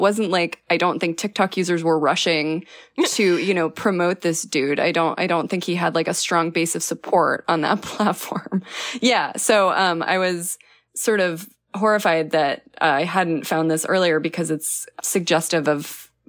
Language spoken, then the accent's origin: English; New Mexico, United States; I'm from New Mexico, and so I can say that fighting fire with fire, like a controlled burn, can be very dangerous.